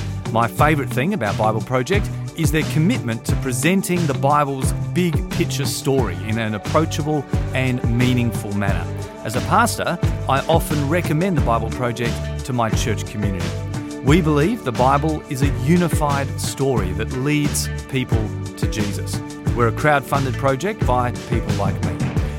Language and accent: English; South Australia, Australia; I'm from South Australia.